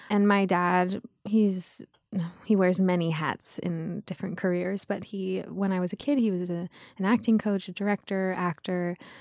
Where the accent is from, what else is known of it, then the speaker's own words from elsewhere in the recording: Los Angeles, California, United States; I grew up in Los Angeles, Beverly Wood, to be exact. It was West L